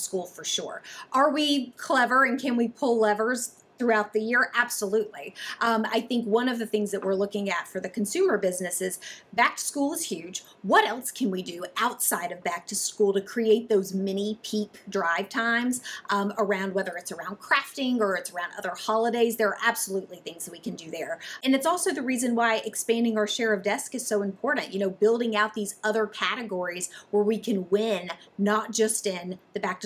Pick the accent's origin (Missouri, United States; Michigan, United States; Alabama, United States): Alabama, United States; Birmingham; accent: Southern; moved away as an adult; also born or lived in Dallas, Texas / Charlotte, North Carolina / Atlanta; So I grew up in Birmingham, Alabama. So I probably, you pick up on a Southern accent